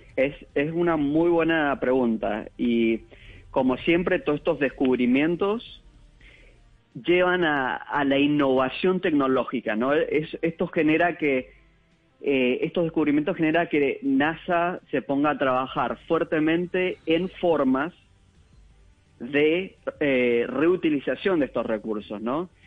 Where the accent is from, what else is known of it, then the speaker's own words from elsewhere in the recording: Mendoza, Argentina; moved away as an adult; also born or lived in Germany; now in United States; Yo soy mendocino de Argentina